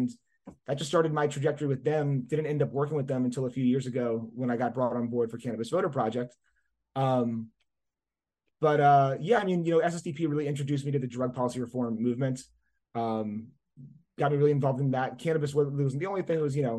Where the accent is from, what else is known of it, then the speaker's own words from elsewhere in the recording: New Orleans, Louisiana, United States; I grew up in and around New Orleans, Louisiana.